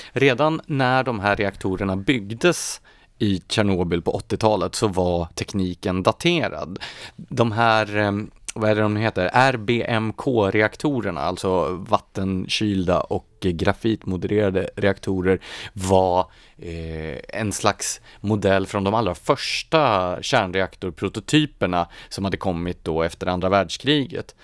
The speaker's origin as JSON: {"language": "Swedish", "town": "Gävle", "region": "Gävleborg County", "country": "Sweden", "tie": "born or raised there", "said": "Jag är ju uppvuxen i Gävle"}